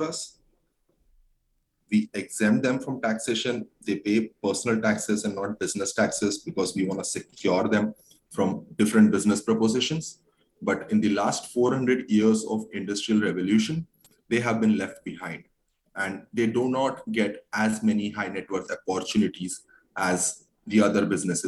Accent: India; I'm from an Indian community

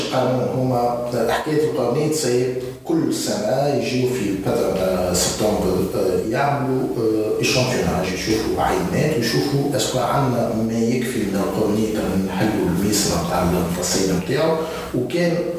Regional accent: Tunisia; نحن عندنا في تونس

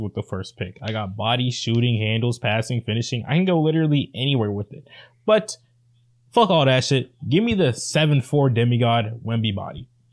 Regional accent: Atlanta, Georgia, United States; I'm from Atlanta

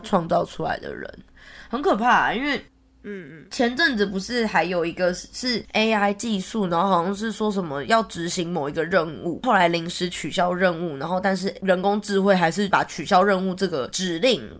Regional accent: Taiwan; now in Sydney, Australia; 我之前去年从台湾回来的时候

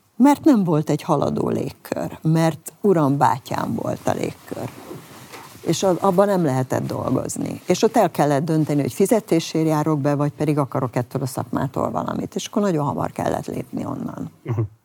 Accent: Hungary; mi nem franciák vagyunk

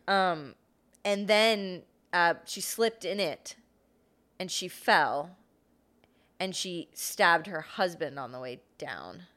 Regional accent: Fort Myers, Florida, United States; My hometown, Fort Myers

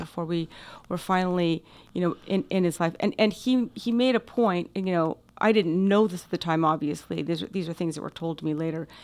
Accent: Coronado, California, United States; also born or lived in Orange County, California; we grew up in Coronado

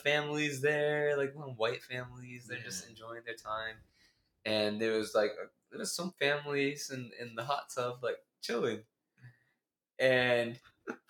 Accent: Massachusetts, United States; I grew up in Massachusetts

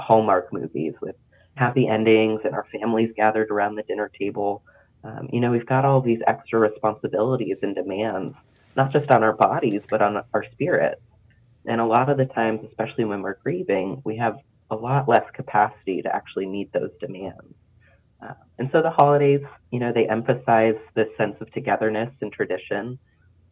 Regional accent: Pennsylvania, United States; moved away as an adult; now in North Carolina, United States; I grew up in Pennsylvania, so I grew to become pretty ambivalent about the snow and the frigid temps

